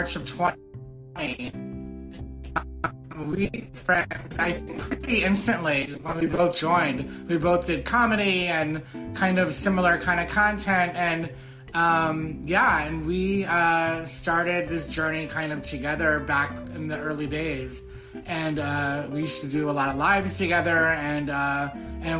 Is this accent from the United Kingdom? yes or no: no; outside Baltimore, Maryland, United States; moved away as an adult; also born or lived in New York City; now in San Francisco, United States; I'm from Maryland, and I'm from like a rural area, and that's kind of why I left